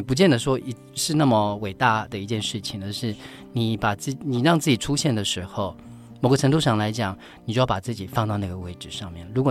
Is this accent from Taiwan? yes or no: yes; Pingtung County, Taiwan; moved away; also born or lived in Kaohsiung / Taipei; 我是高雄，我在高雄念书，我是屏东人。